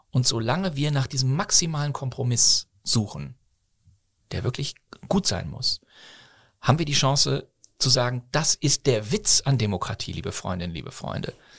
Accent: Bonn, North Rhine-Westphalia, Germany; also born or lived in Bochum / Berlin; now in Cologne, Germany; Ich bin ja in, zwar in Bochum geboren, aber bin dann in Bonn aufgewachsen

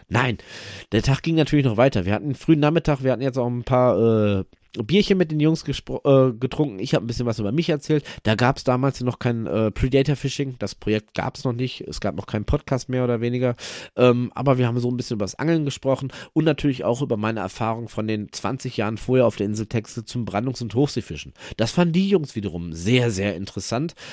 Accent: Germany; hier bei uns in Deutschland

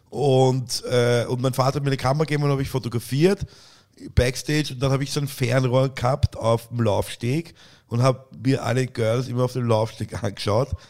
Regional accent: Vienna, Austria; Und deswegen heißt es bei uns in Wien auch Leihwand.

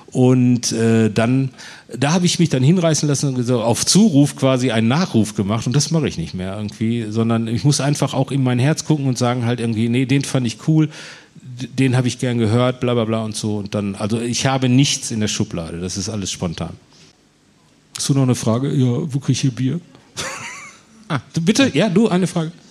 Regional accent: Herne, North Rhine-Westphalia, Germany; also born or lived in Bochum; ich bin in Herne groß und in Bochum dick geworden. Also ich bin in Herne zur Schule gegangen.

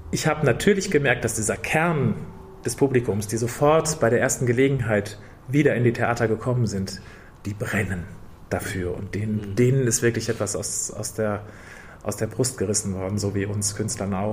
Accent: Dortmund, North Rhine-Westphalia, Germany; Ich singe in meiner Heimatstadt in Dortmund

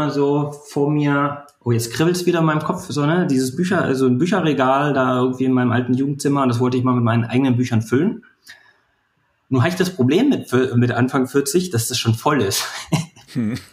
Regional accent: Brandenburg, Germany; born there; in, äh, in der Lausitz, also zwischen Cottbus und Dresden, Brandenburg.

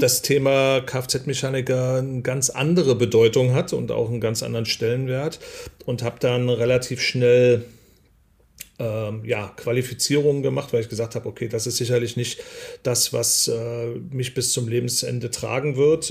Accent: East Germany, Germany; bin ich äh, in der DDR groß geworden, ähm, also in Ossi

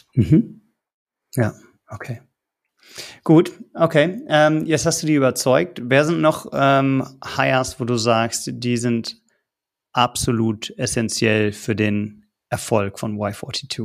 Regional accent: Berlin, Germany; Ich bin gebürtiger Berliner

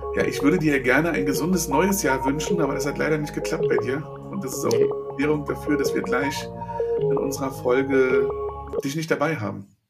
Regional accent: Berlin, Germany; Ich bin in Berlin geboren, aber die ganze Familie war in der Prignitz.

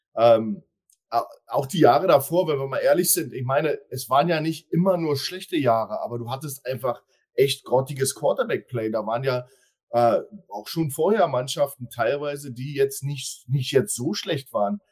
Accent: Berlin, Germany; now in Hildesheim, Germany; Ja, ich bin zwar aus Berlin, aber ich lebe da nicht

